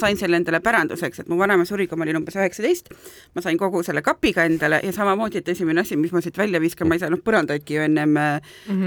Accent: Tartu, Tartu County, Estonia; mina olen Tartust pärit

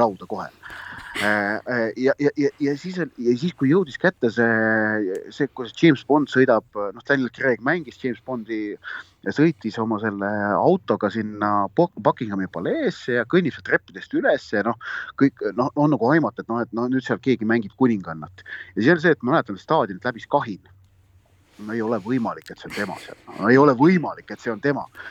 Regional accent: Estonia; ma olen Eestist

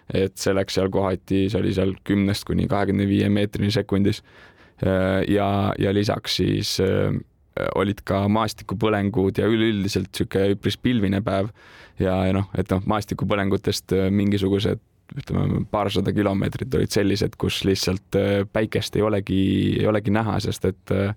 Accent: Tartu, Tartu County, Estonia; olen ise Tartust pärit

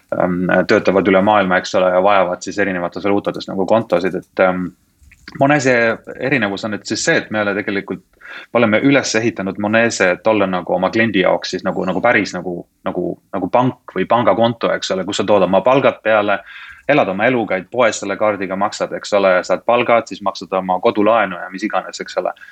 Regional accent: Estonia; now in United Kingdom; olen eestlane, eks ole, eesti keelt oma arust räägin ilma aktsendita siiski

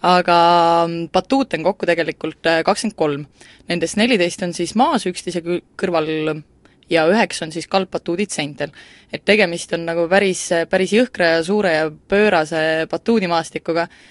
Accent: Central Estonia, Estonia; moved away; ma olen tegelikult Kesk-Eestist üldse pärit ja väikesest kohast

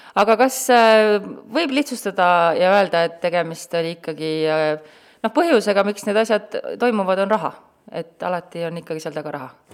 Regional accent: Tartu, Tartu County, Estonia; mina olen ka Tartust pärit

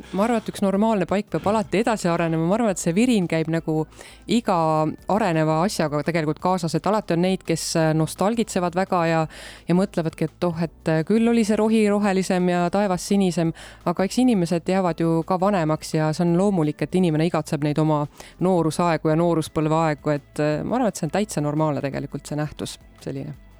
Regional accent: South Estonia, Estonia; now in Tartu, Estonia; see Lõuna-Eesti, kust ma ise pärit olen ka, et Võrumaa ja Põlvamaa

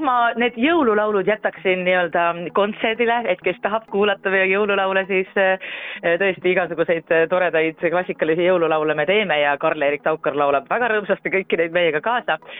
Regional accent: Rapla, Rapla County, Estonia; now in Tallinn, Estonia; minu kodukandi eh, juurde Rapla kirikusse

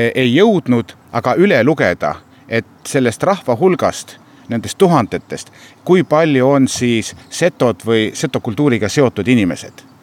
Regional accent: Seto, Setomaa, Estonia; me oleme seto rahvas

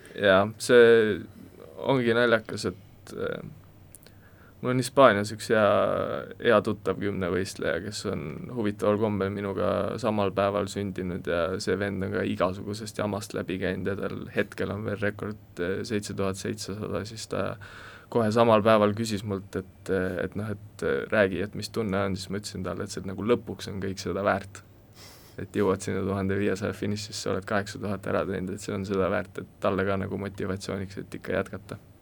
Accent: Kolga, Harju County, Estonia; also born or lived in Loksa; Kolgakülast olen pärit ja Loksa gümnaasiumis siis äh, koolis käinud äh, kaksteist aastat

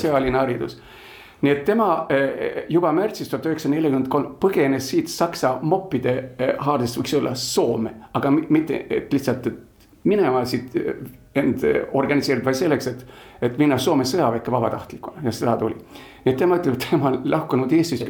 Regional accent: Gothenburg, Västra Götaland, Sweden; also born or lived in Tallinn, Estonia; now in Estonia; ma olen üles kasvanud Göteborgis, Rootsi läänerannikul

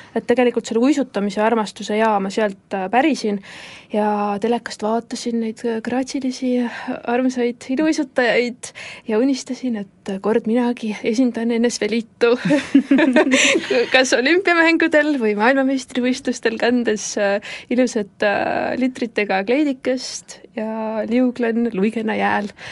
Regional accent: Paide, Järva County, Estonia; ma olen pärit niisugusest toredast armsast äh, väikelinnast nagu Paide

